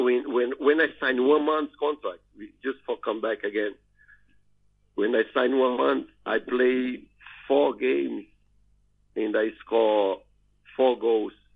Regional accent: Brazil; English is a second language; moved away as an adult; also born or lived in Denmark; I'm from Brazil. So we are foreign in this country.

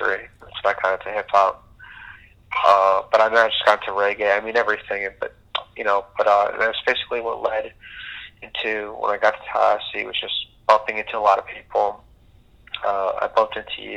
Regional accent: Curaçao; moved away; also born or lived in Boca Raton, Florida, United States; I'm from the Caribbean, which even people might not know now, from an island called Curacao. And I basically moved to the States, moved to Boca Raton

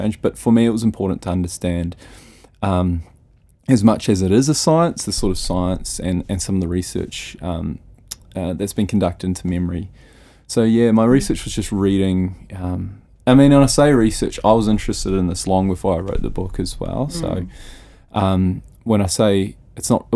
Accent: Rotorua, Bay of Plenty, New Zealand; moved away; when I was back in Rotorua, my hometown

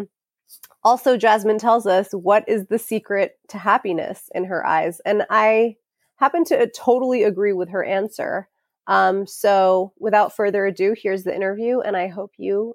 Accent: New York, United States; I'm from New York

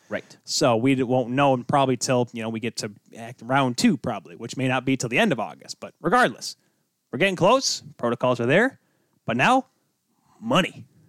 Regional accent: United States; I'm an American.

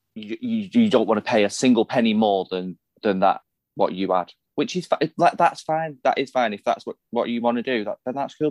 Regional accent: Salford, North West England, United Kingdom; I am a Salfordian. I am from Salford. That is where I grew up. That is where I was born.

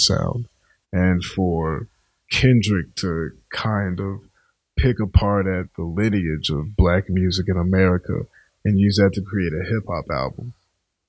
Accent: Richmond, Virginia, United States; now in Boston, United States; I'm from Richmond, Virginia.

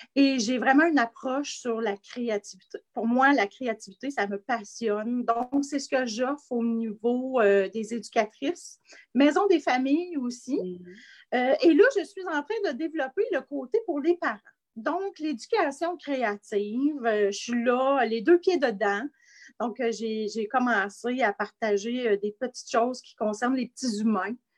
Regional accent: Asbestos, Quebec, Canada; mon coin de pays à Asbestos, en Estrie

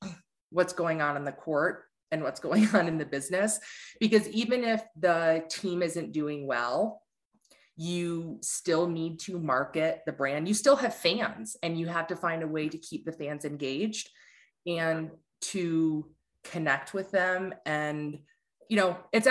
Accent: Ann Arbor, Michigan, United States; also born or lived in Detroit; I grew up in Ann Arbor

